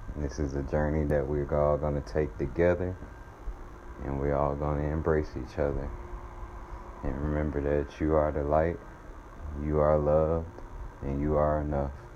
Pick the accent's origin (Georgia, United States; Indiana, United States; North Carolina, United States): Georgia, United States; Atlanta; I am from Atlanta, Georgia